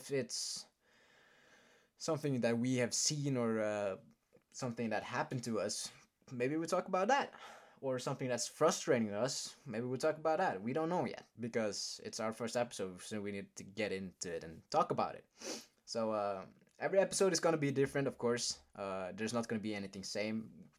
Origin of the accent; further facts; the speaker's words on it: Norway; I will be the host, and Patrick is my co-host, and we're both from Norway.